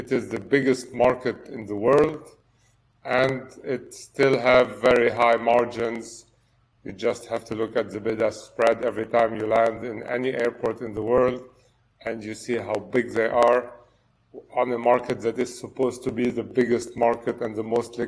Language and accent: English; Lebanon; moved away as an adult; now in France; I was born in Lebanon and grew up there and then moved to study and work in France.